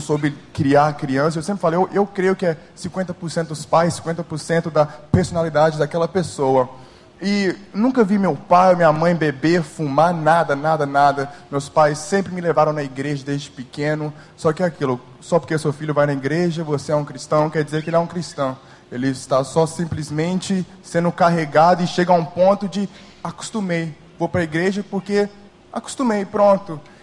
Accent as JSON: {"language": "Portuguese", "region": "New Jersey", "country": "United States", "tie": "born or raised there", "moved": "as an adult", "lives_now": "Brazil", "said": "eu não nasci no Brasil, nem fui criado aqui. Eu fui nasci, nasci nos Estados Unidos, no estado de Nova Jersey, e fiz ensino fundamental, ensino médio, até alguns semestres de faculdade nos Estados Unidos"}